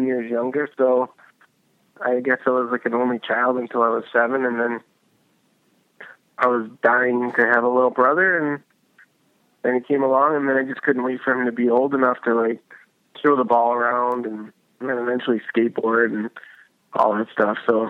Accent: Buffalo, New York, United States; I was born and raised in Buffalo. Yep. And, in the suburbs, and, went to high school here.

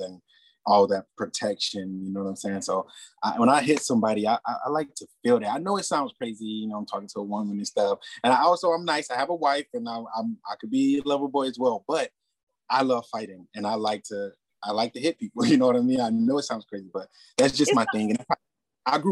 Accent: Bahamas; I'm actually from the Bahamas

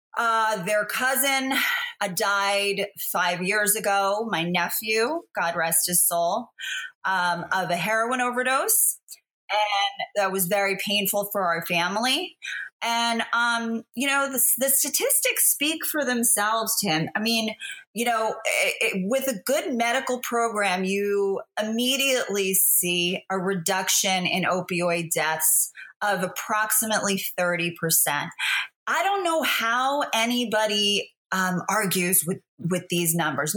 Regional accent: New Jersey, United States; it's my hometown

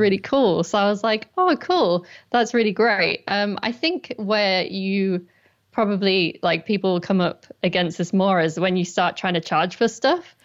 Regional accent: Durham, North East England, United Kingdom; moved away as an adult; also born or lived in London; I'm actually from Durham in the northeast of England

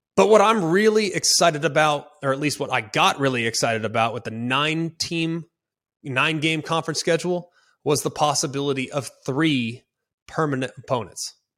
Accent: Dallas, Texas, United States; I'm from Dallas, Fort Worth. I grew up with that game on Thanksgiving.

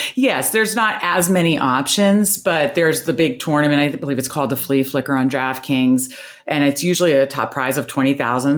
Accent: Northern Virginia, United States; moved away as an adult; now in Baltimore, United States; I grew up in Northern Virginia

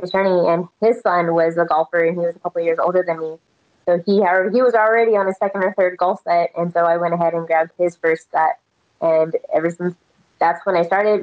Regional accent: Texas, United States; moved away; also born or lived in Las Vegas; I'm born and raised in Texas

